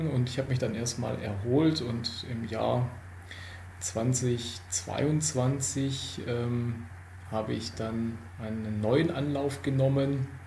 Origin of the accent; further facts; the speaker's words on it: Baden-Württemberg, Germany; Eigentlich war es fünfeinhalb, aber ich bin Schwabe, ich darf großzügig aufrunden.